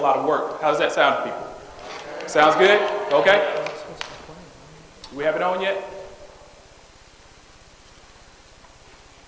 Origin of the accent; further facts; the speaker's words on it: Greenville, South Carolina, United States; moved away as an adult; now in Atlanta, United States; I'm originally from Greenville, South Carolina. I currently live in Atlanta, Georgia. I've been in Atlanta, Georgia for 13 years